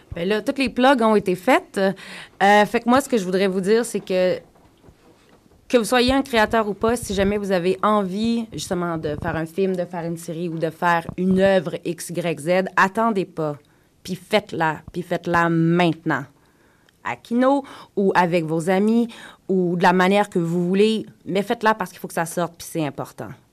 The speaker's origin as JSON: {"language": "French", "region": "Quebec", "country": "Canada", "first_language": "French", "moved": "yes", "lives_now": "Toronto, Canada", "said": "je viens du Québec, je suis francophone"}